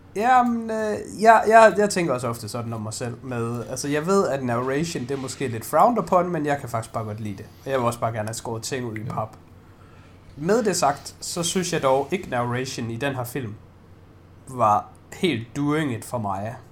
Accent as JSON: {"language": "Danish", "country": "Denmark", "said": "jeg er jo bare dansker"}